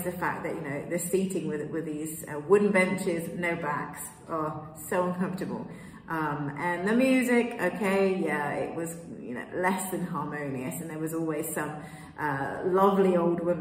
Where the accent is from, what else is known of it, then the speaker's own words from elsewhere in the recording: England, United Kingdom; moved away as an adult; also born or lived in Kenya / Peruvian Amazon, Peru; now in Piura, Peru; I'm from the UK, I'm British. I was born in Kenya, but I grew up in England